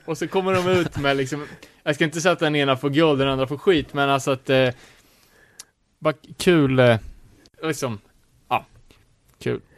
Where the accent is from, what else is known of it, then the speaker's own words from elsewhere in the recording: Sweden; här sitter vi som svenskar, världens mest sekulariserade land